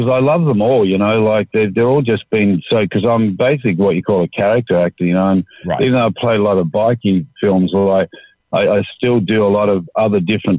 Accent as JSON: {"language": "English", "country": "Australia", "said": "being an Aussie"}